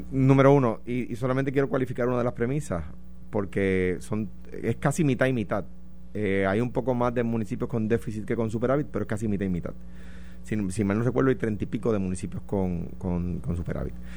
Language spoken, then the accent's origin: Spanish; Puerto Rico; en realidad somos puertorriqueños